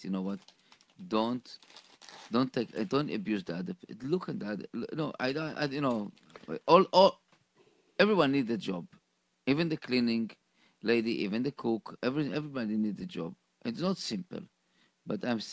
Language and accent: English; Israel; moved away; I grew up in Israel